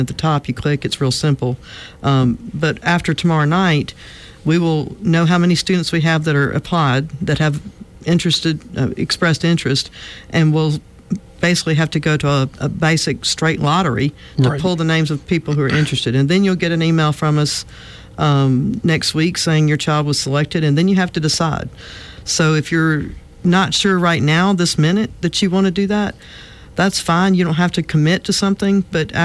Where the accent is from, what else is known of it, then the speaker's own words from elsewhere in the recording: Montgomery, Alabama, United States; also born or lived in Mobile, Alabama / Denver, Colorado; I grew up in Montgomery.